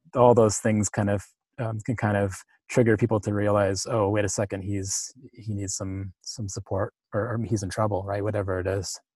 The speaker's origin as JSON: {"language": "English", "town": "Powell River", "region": "British Columbia", "country": "Canada", "tie": "born or raised there", "said": "in my hometown, which is Powell River"}